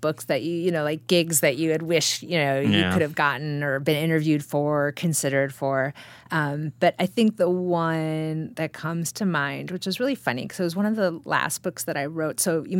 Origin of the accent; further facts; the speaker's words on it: Midwest, United States; as a Midwesterner, we're kind people